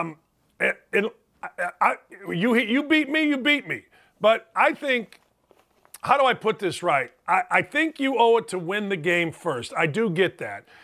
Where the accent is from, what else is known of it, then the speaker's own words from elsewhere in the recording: Gary, Indiana, United States; I grew up in Gary, Indiana, which is, you know, a melting pot.